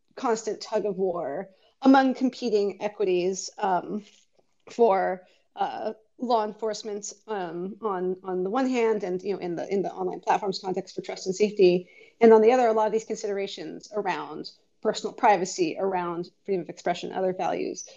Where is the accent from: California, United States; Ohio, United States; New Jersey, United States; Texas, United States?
California, United States; Bay Area; born and raised in the Bay Area